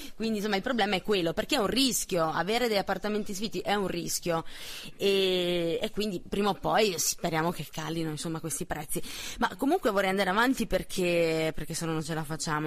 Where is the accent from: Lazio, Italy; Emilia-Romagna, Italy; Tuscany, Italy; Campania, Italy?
Campania, Italy; Naples; now in Trento, Italy; sono napoletana